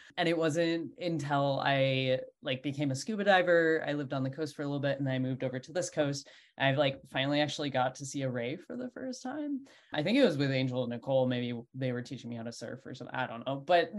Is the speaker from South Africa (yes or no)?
no; Minnesota, United States; moved away; So I grew up in Minnesota, which is very much landlocked, and we have lakes, no oceans.